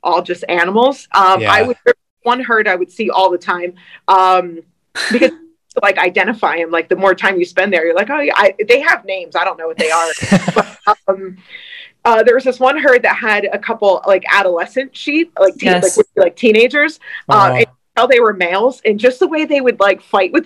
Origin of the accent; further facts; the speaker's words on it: East Coast, United States; I grew up on the East Coast